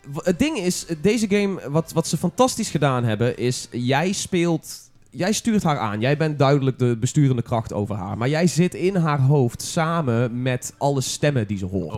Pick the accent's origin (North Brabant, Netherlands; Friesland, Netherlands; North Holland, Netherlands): North Brabant, Netherlands; als Brabander